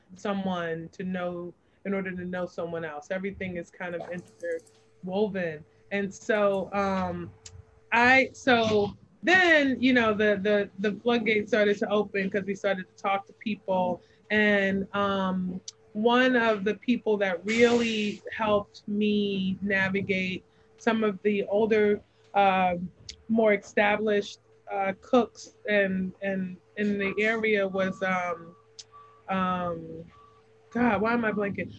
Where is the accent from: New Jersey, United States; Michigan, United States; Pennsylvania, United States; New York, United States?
New York, United States; New York City; now in Savannah, United States; I was born and raised in New York City